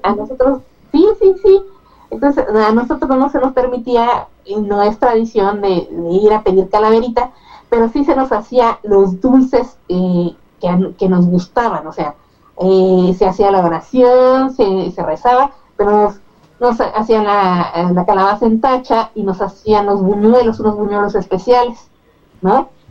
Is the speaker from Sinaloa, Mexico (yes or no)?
no; Mexico City, Mexico; yo crecí en la Narvarte en, en mi infancia